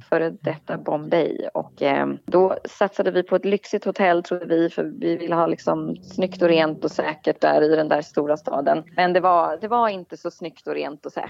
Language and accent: Swedish; Nyköping, Södermanland, Sweden; min hemstad mm. Nyköping